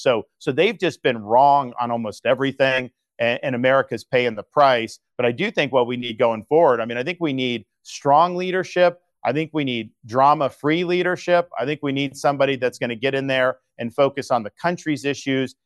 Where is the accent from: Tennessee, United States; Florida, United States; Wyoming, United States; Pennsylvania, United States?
Florida, United States; When I was growing up in Florida